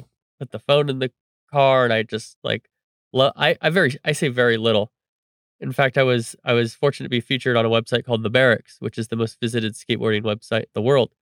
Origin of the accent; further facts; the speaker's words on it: Reedley, California, United States; my hometown of Reedley, California